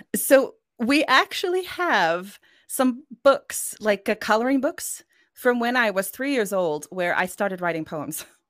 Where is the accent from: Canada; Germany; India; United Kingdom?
Canada; first language Norwegian; also born or lived in Norway; I spent the majority of my life in Canada